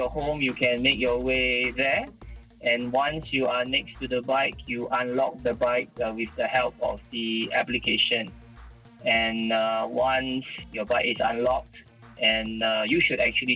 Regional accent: Singapore; from Singapore

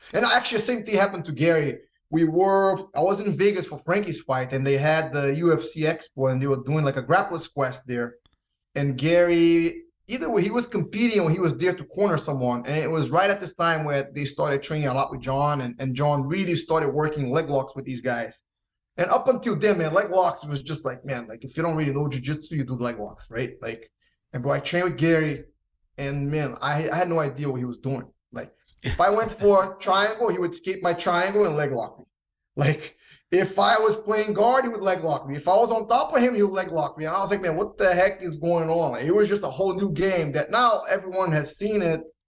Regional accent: Rio de Janeiro, Brazil; also born or lived in New York, United States; now in United States; I grew up in Brazil. I grew up in Rio.

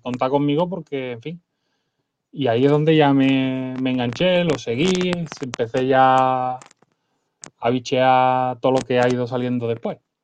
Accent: Seville, Andalusia, Spain; yo soy de Sevilla

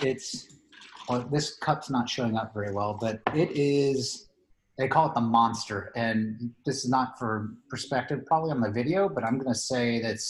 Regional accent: Cincinnati, Ohio, United States; moved away as an adult; also born or lived in San Antonio, Texas; now in Colorado, United States; I grew up in Cincinnati and graduated high school in 94. So do the math, right? I'm old.

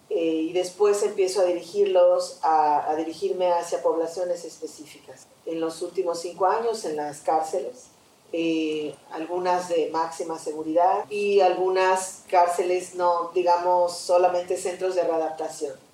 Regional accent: Yucatán, Mexico; soy de Yucatán y en mi teatro está la huella de mi lugar de nacimiento.

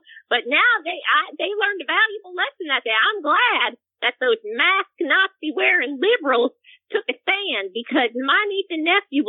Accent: Texas, United States; You know, we're from Texas

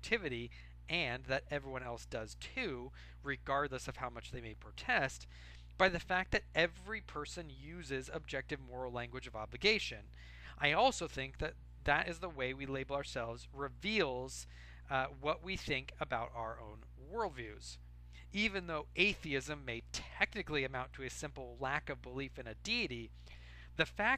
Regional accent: United States; I'm an American.

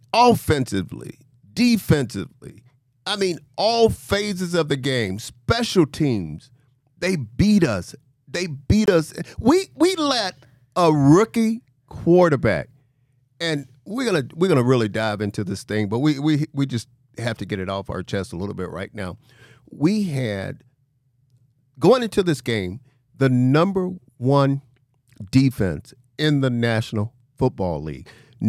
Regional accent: Mobile, Alabama, United States; When I was growing up, I mean, obviously I'm from Mobile, Alabama, a small town.

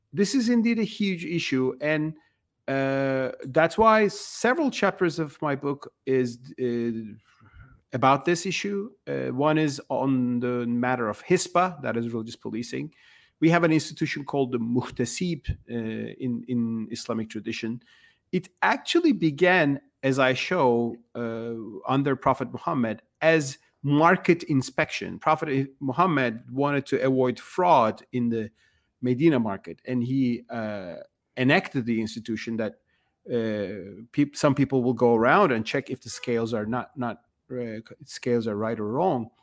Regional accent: Turkey; moved away as an adult; now in United States; I was born and raised in Turkey

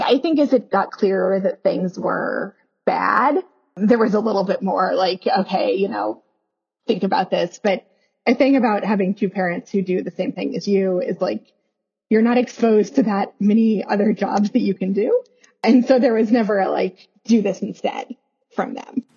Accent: Kansas suburbs of Kansas City, United States; I was born in Kansas City, Missouri. I grew up in the Kansas suburbs of Kansas City

